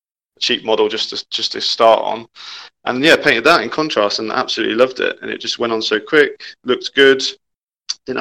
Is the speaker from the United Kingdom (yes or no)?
yes; Peterborough, East of England, United Kingdom; also born or lived in London; when I moved up to Peterborough from London, some of my friends at school did 40K